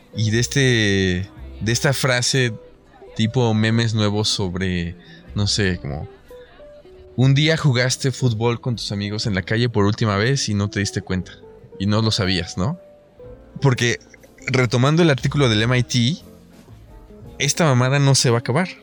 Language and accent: Spanish; Mexico; estamos en México